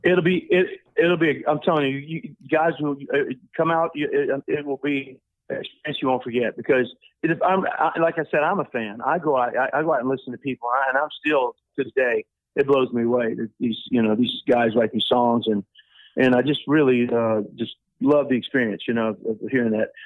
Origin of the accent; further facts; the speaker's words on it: New Orleans, Louisiana, United States; moved away; I'm from New Orleans originally